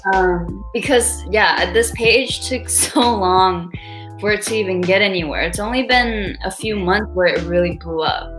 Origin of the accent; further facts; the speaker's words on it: Brazil; also born or lived in Los Angeles, United States; now in New York, United States; I was born and raised in Brazil but I have lived in LA and I also well I live in New York now.